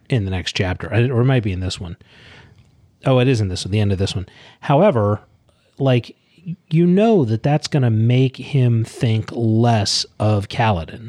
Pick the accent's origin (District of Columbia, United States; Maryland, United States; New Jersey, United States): Maryland, United States; Leonardtown; Leonard Town, Maryland. What? It's where I grew up.